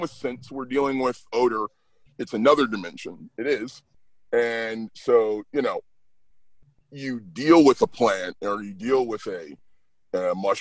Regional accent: the South, United States; I'm a Southerner with no accent

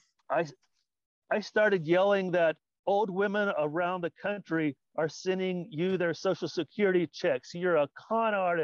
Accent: Paducah, Kentucky, United States; now in Southern California, United States; I grew up in Paducah, Kentucky

